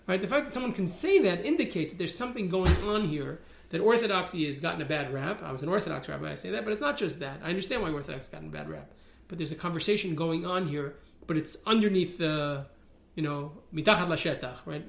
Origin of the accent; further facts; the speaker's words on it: New York City, New York, United States; I grew up in Riverdale, New York